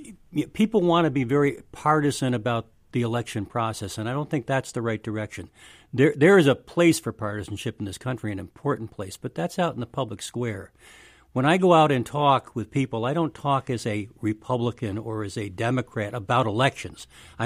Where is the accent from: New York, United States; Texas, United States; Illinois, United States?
New York, United States; now in Mississippi, United States; I mean, I'm originally from New York